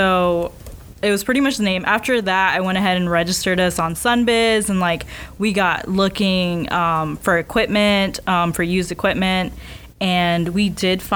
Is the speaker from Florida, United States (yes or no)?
yes; South Florida, United States; moved away as an adult; now in Orlando, United States; we are both from South Florida, and we went to the same high school